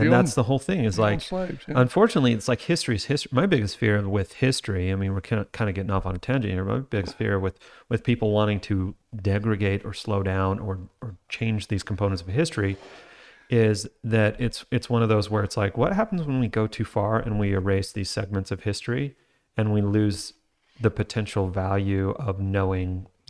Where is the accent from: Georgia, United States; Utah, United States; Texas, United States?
Utah, United States; We live in Utah, I grew up in Utah.